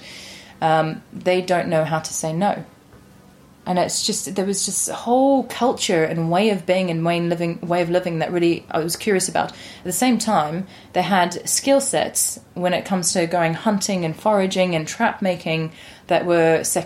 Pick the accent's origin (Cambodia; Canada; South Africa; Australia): South Africa; Johannesburg, Gauteng; also born or lived in London; now in England; I was born in Johannesburg in South Africa